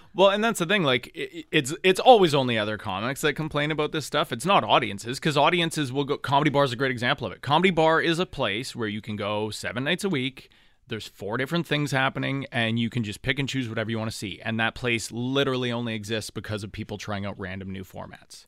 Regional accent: Thunder Bay, Ontario, Canada; moved away as an adult; also born or lived in Ottawa; it was the first city I moved to outside of Thunder Bay

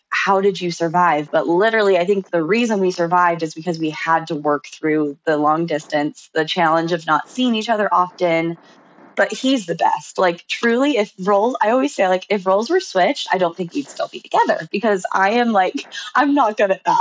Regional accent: Utah, United States; I'm from Utah.

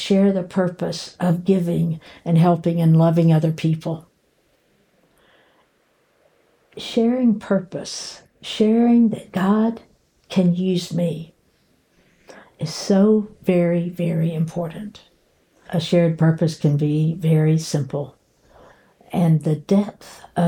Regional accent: Murray, Kentucky, United States; my hometown of Murray, Kentucky

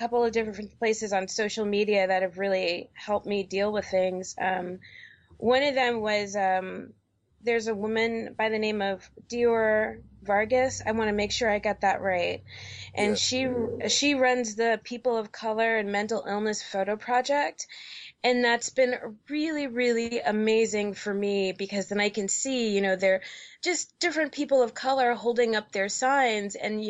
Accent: New York City, New York, United States; also born or lived in Georgia; now in Portland, United States; I grew up in New York City, so I had a lot more resources there. And then when I moved to Georgia, I had some more resources there.

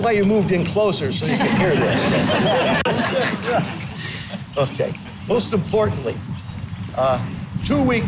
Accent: Hudson, United States; I grew up in Hudson

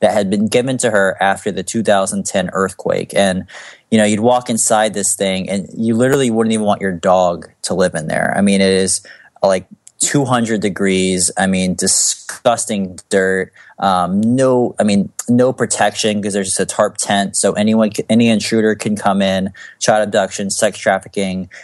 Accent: United States; I was born in America

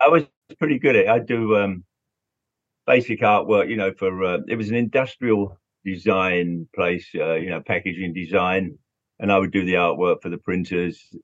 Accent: London, United Kingdom; growing up in London, seeing all those bands.

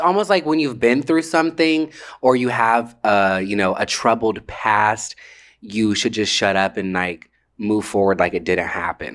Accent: Atlanta, Georgia, United States; I grew up in Atlanta

